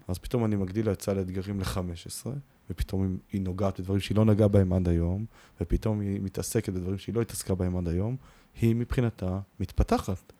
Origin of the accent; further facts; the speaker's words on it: Israel; אנחנו נורא ישראלים